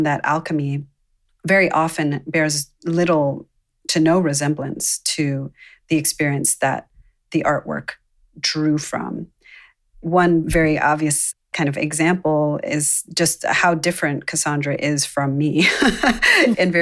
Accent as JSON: {"language": "English", "area": "Baltimore suburbs", "region": "Maryland", "country": "United States", "tie": "born or raised there", "also_born_or_lived": "Zambia", "said": "being a mixed race person growing up in the Baltimore suburbs"}